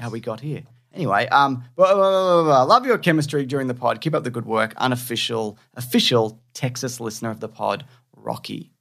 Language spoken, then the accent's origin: English; Australia; accent: Australian; it's my Australian accent